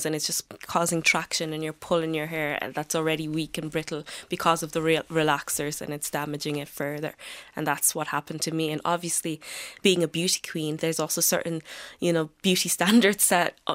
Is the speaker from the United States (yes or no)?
no; Galway, Connacht, Ireland; I'm from Galway